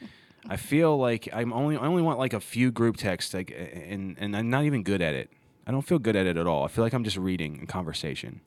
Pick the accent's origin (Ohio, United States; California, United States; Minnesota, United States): Ohio, United States; growing up in Ohio